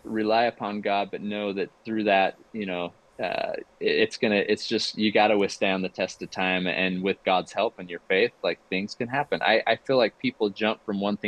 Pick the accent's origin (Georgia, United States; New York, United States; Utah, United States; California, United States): Utah, United States; I grew up here in Utah